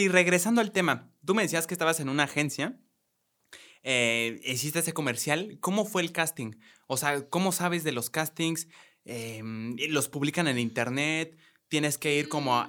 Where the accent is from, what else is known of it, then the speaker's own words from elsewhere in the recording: Mexico; los dos somos de aquí, de México